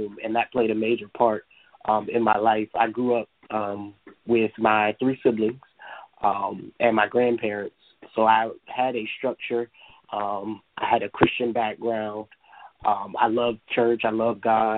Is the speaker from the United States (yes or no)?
yes; Delaware, United States; I am a youth activist located here in the great state of Delaware. I am a certified life coach, as you stated. I have a lot of different things that I do here in my hometown